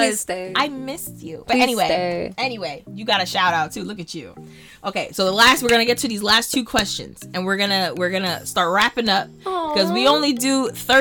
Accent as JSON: {"language": "English", "region": "Virginia", "country": "United States", "said": "I'm from Virginia"}